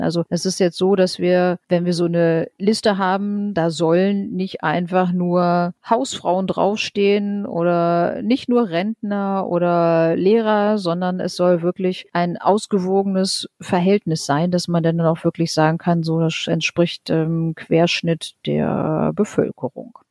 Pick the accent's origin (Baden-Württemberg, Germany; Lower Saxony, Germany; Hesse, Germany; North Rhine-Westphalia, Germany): Lower Saxony, Germany; bei uns in Niedersachsen